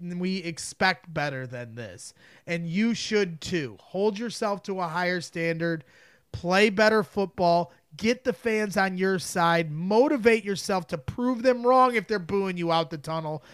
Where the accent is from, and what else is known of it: the Region, Indiana, United States